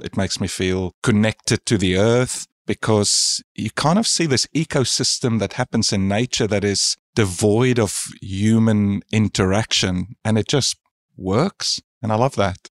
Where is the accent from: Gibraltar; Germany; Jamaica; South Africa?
South Africa; now in Australia; I'm from South Africa originally, and I moved to Australia about twenty years ago